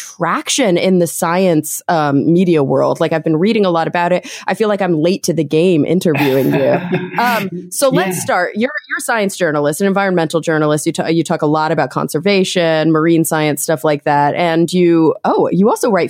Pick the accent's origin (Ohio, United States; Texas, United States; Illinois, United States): Texas, United States; also born or lived in New York City; now in Los Angeles, United States; I grew up in Texas. I lived in New York City for 1 year. And now, since then, I've lived in Los Angeles